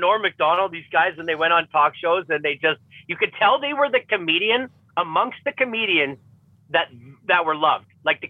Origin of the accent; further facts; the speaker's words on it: Edmonton, Alberta, Canada; This is my hometown team. This is where I live. This has the words Edmonton in it.